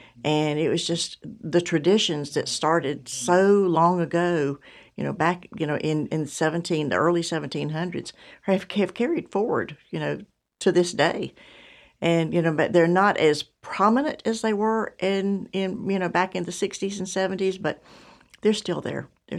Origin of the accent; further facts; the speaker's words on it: Winston-Salem, North Carolina, United States; Well, I am a fourth generation Moravian, And I grew up in Winston-Salem and spent a lot of time in Salem, went to Salem College.